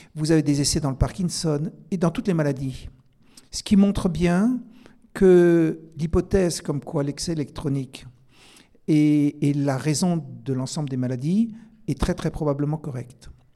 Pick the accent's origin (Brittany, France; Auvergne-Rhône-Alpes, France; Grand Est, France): Grand Est, France; Alsace; je suis alsacien